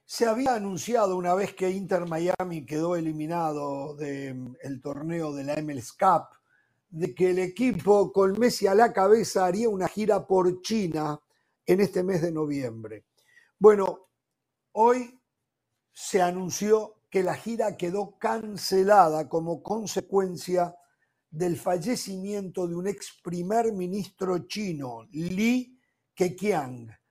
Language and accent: Spanish; Uruguay